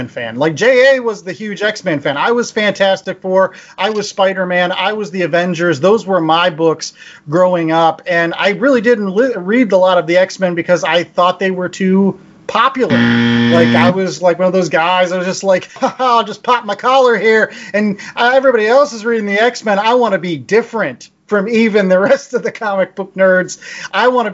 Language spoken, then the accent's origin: English; Pittsburgh, Pennsylvania, United States; we all lived in Pittsburgh or hailed from the Pittsburgh area